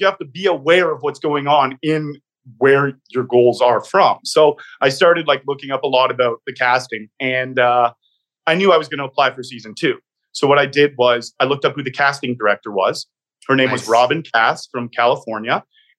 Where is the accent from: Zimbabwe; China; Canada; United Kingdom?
Canada; Canada's been such an amazing home for me. I grew up very Canadian, playing a lot of hockey